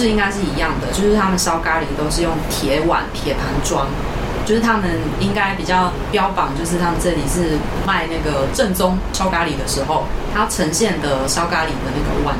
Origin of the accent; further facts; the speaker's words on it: Taiwan; 因为我们台湾人可能不会特别想要去日本吃香蕉，